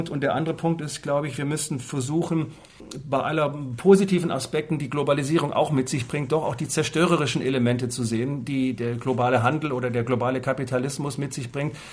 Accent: Southern Germany, Germany; in den Süden Deutschlands kamen, da wo ich groß geworden bin.

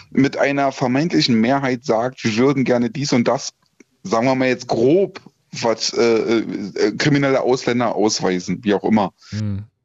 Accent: Germany; Und damit mische ich mich selbst drunter, weil ich bin auch ein Deutscher

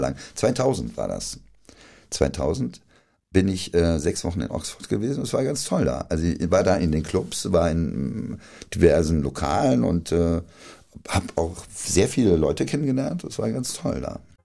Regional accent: Friedberg, Hesse, Germany; accent: Dorheimer Platt; moved away; also born or lived in Berlin; da, wo ich aufgewachsen bin, ich bin in Dorheim auch geboren.

